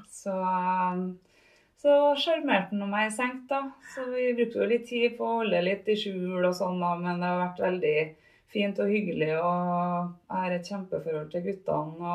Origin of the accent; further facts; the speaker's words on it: Trondheim, Trøndelag, Norway; also born or lived in Namsos; vokste opp på Byåsen. Nedre Byåsen, ja, oppafor trikken på Bredablikk